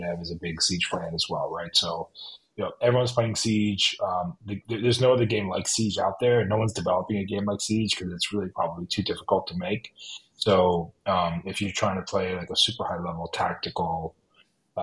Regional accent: Miami, Florida, United States; moved away as an adult; also born or lived in Boston, Massachusetts; now in New England, United States; Originally, I'm from Miami, Florida, is where I grew up

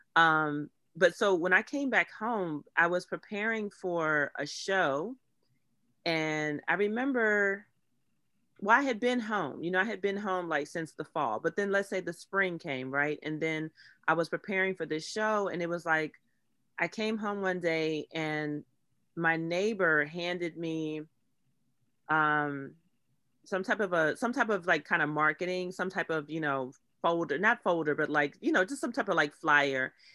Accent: Pittsburgh, Pennsylvania, United States; born or raised there; moved away

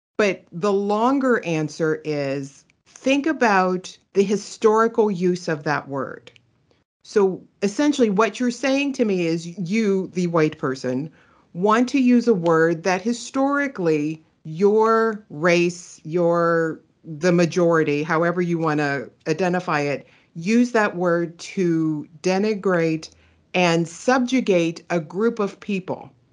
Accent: Pittsburgh, Pennsylvania, United States; moved away; also born or lived in California; I am originally from Pittsburgh, Pennsylvania

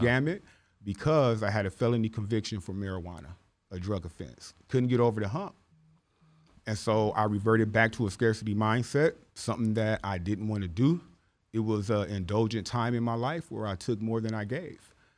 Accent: Los Angeles, California, United States; born or raised there; also born or lived in Midwest

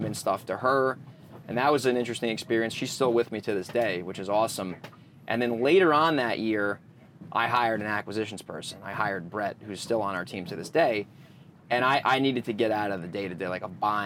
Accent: Northeast, United States; now in San Diego, United States; being from the Northeast

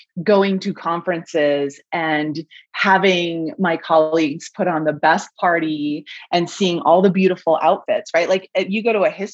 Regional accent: Mammoth Lakes, California, United States; I was working for the tourism bureau for my hometown in Mammoth Lakes, California

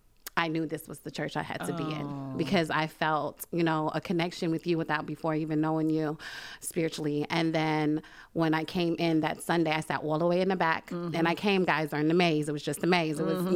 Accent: Brooklyn, New York, United States; I'm from Brooklyn, New York, mm-hmm. born and raised. Mm-hmm. I moved out here in 2003, off and on.

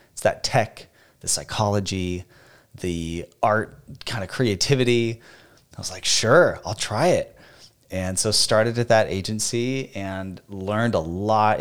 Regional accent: Phoenix, Arizona, United States; moved away as an adult; also born or lived in Boston, Massachusetts; now in Nashville, United States; We are both from born and raised in Phoenix, Arizona

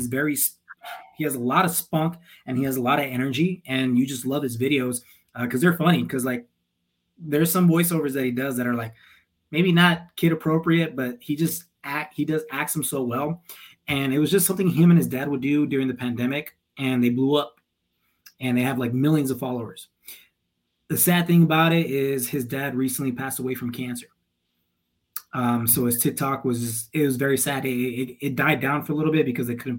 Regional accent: El Paso, Texas, United States; moved away; also born or lived in Tempe, Arizona; where we grew up as in El Paso, it was mainly Hispanics.

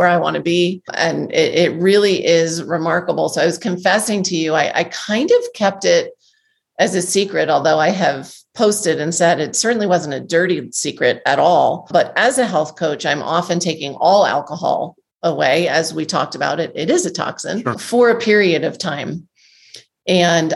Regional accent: Northeast, United States; I grew up in the Northeast in the restaurant business

